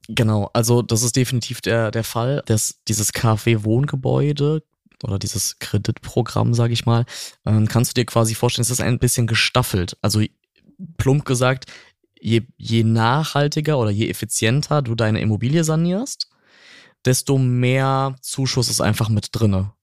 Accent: North Rhine-Westphalia, Germany; bei uns in Nordrhein-Westfalen

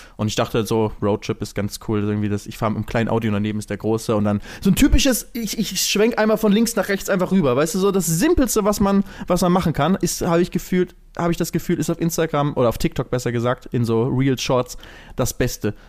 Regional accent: Lübeck, Schleswig-Holstein, Germany; now in Cologne, Germany; Wenn ich immer zurück in meine Heimatstadt ne, nach Lübeck gehe

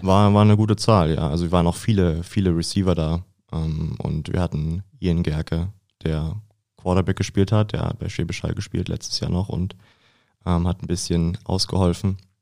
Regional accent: Lübbenau, Brandenburg, Germany; moved away as an adult; now in Dresden, Germany; ich komme aus Brandenburg, aus Lübbenau

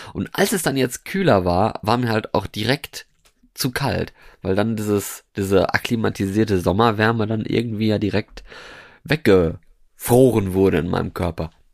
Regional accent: Norway; moved away as an adult; now in Germany; Ich bin aus Norwegen. Beziehungsweise habe ich da gewohnt. Also ich bin da nicht geboren worden, aber ich habe da ja 13, 13 Jahre gewohnt.

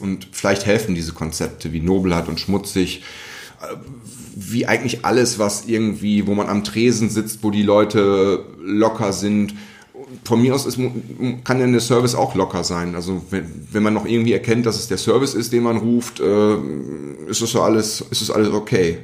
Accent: Recklinghausen, North Rhine-Westphalia, Germany; moved away; Aufgewachsen, geboren, ein Feinschmeckerparadies, diese Stadt

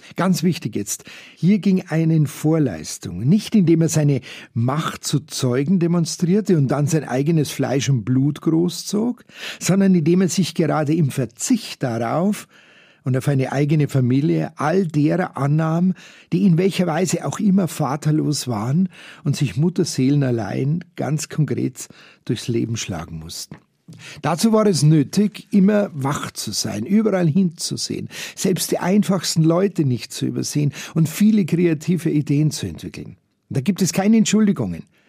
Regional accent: Munich, Bavaria, Germany; als Jugendliche im Schülerzentrum Fürstenried hier in München

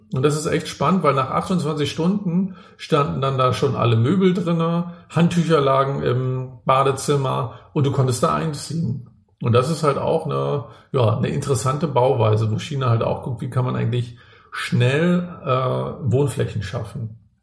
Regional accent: Rostock, Mecklenburg-Vorpommern, Germany; Ich komme ja auch aus, aus Rostock, bin da im, äh, im Plattenbau groß geworden

